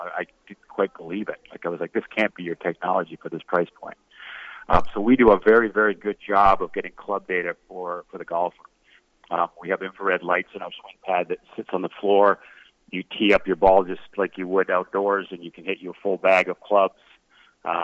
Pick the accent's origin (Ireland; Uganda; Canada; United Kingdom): Canada; I'm a Canadian kid